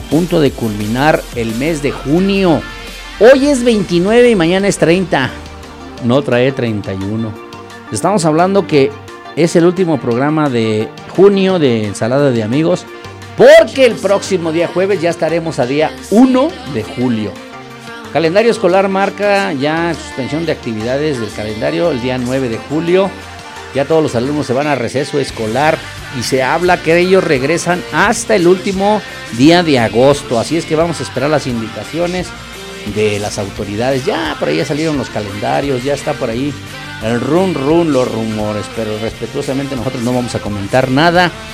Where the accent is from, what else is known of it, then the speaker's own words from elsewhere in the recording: Acambay, State of Mexico, Mexico; aquí en mi pueblo